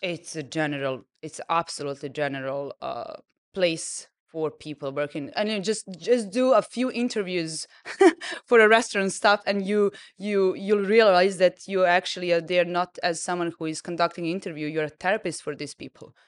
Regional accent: Serbia; moved away as an adult; now in Dubai, United Arab Emirates; I grew up in Serbia

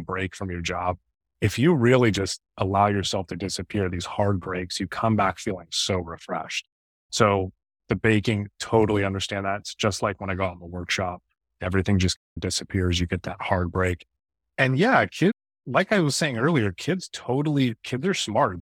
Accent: Bay Area, Northern California, United States; born or raised there

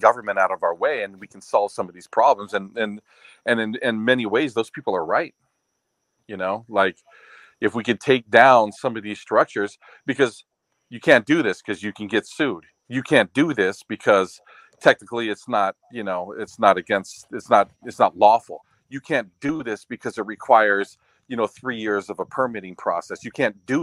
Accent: Oahu, Hawaii, United States; now in Maui, United States; I'm from Oahu

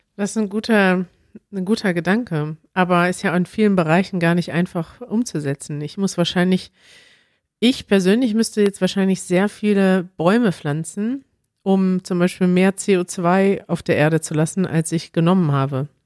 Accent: Germany; als Deutscher

